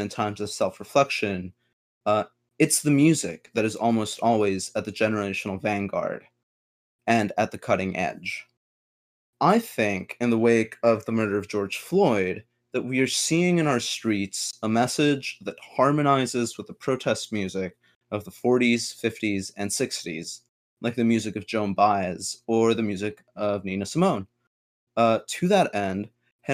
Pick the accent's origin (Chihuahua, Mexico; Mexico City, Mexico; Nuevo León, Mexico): Mexico City, Mexico; moved away; also born or lived in Minneapolis, Minnesota, United States / Brooklyn, New York, United States; I was born in Minneapolis, grew up in Mexico City